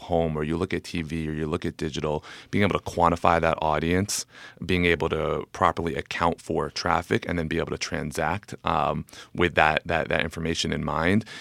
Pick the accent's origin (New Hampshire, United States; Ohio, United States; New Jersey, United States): New Jersey, United States; born or raised there; also born or lived in New York